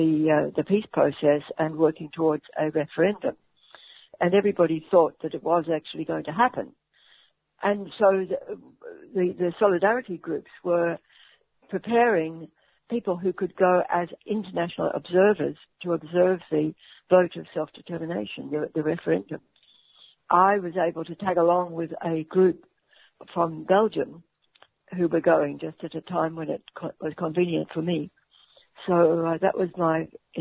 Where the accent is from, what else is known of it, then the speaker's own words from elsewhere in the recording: Melbourne, Victoria, Australia; I'm from Melbourne